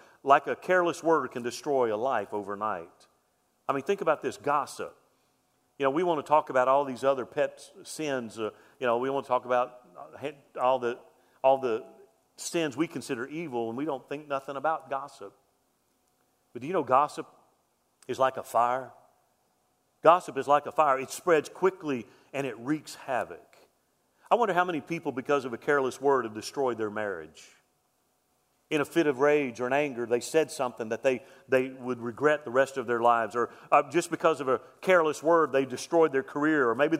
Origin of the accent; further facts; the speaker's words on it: Mobile, Alabama, United States; When I was a kid, I grew up in West Mobile, Alabama